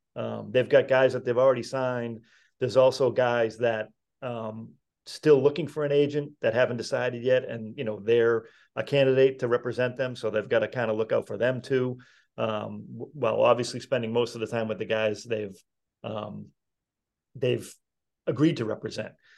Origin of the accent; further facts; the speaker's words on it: Malden, Massachusetts, United States; I was from Malden